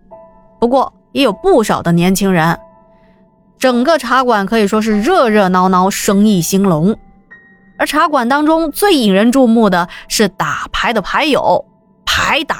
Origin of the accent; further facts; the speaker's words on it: Jiaxing, Zhejiang, China; 来的基本上都是一些嘉兴的本地人，因为我们嘉兴人讲究做人实在，消费也实在